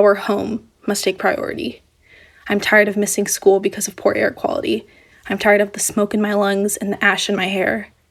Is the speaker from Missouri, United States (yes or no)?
no; California, United States; my home state